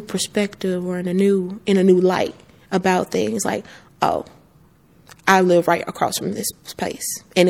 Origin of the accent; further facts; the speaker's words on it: Philipp, Mississippi, United States; I am from Philip, Mississippi.